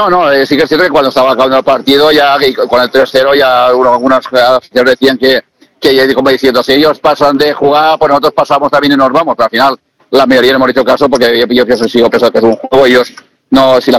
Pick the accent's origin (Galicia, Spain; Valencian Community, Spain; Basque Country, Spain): Valencian Community, Spain; Castellón; lo queremos porque somos de Castellón